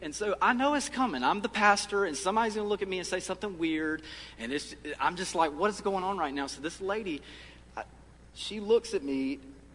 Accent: Lee County, South Carolina, United States; moved away; where I grew up in Lee County, South Carolina

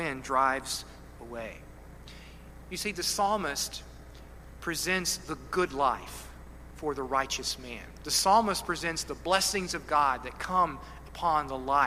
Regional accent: Kentucky, United States; I'm a hillbilly from Kentucky

